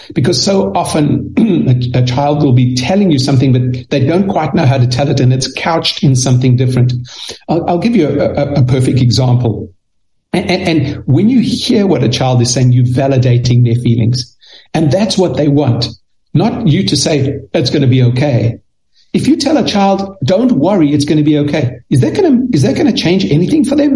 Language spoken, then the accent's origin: English; South Africa; moved away; I, I grew up in South Africa. That's why I speak a little funny.